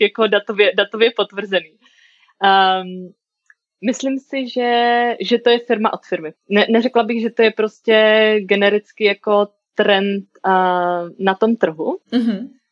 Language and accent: Czech; Brno, South Moravian Region, Czechia; moved away as an adult; also born or lived in United States; now in Prague, Czechia; jsem z Brna